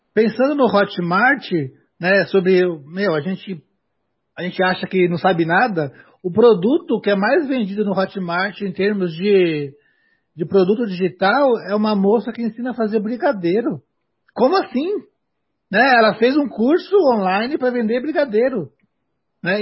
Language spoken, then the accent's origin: Portuguese; Brazil; o país que eu moro. Né? Então, aonde eu nasci